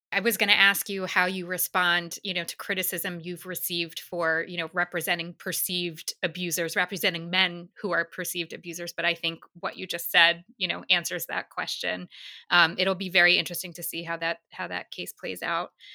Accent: New York City, New York, United States; As a New Yorker

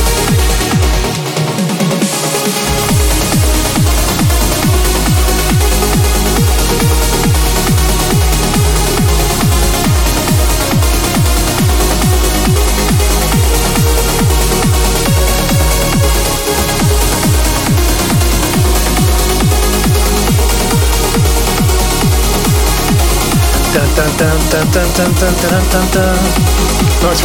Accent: Dublin, Leinster, Ireland; I'm actually Irish, but you didn't know that. Born in Rathfarnham.

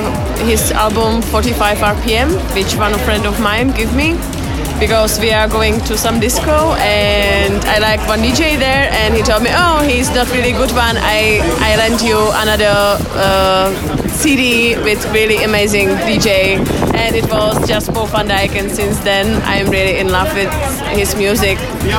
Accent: Náchod, Hradec Králové Region, Czechia; English is a second language; I'm from Czech Republic, from Náchod. It's a really small town from East Bohemia.

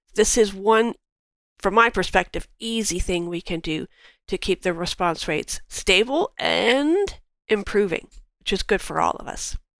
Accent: Cambridge, Ontario, Canada; also born or lived in London, Ontario; I was born in London and raised in Cambridge

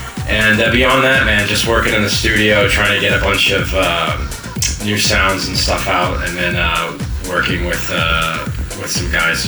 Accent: New York, United States; I'm from New York

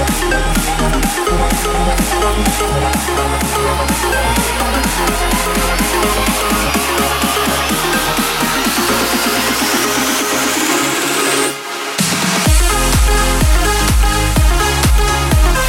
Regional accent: Amsterdam, North Holland, Netherlands; my hometown Amsterdam

